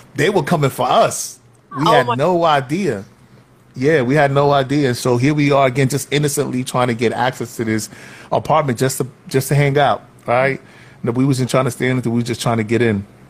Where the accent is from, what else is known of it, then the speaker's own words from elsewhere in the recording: New York City, New York, United States; Growing up in Soundview, and and I kind of split my time between Soundview projects and Watson